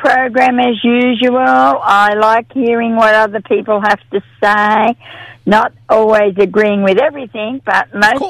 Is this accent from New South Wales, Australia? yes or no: yes; Sydney, New South Wales, Australia; I was raised up in Surrey Hills amongst all different nations and cultures.